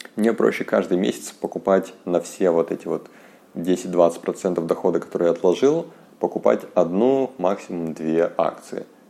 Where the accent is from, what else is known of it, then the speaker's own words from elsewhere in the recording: Yakutsk, Sakha Republic, Russia; я из Якутска